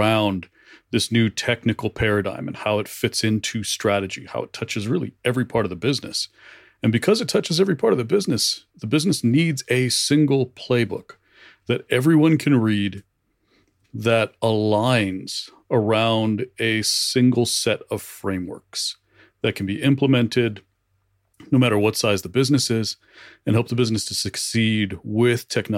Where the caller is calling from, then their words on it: Reno, Nevada, United States; I'm in Reno, Nevada.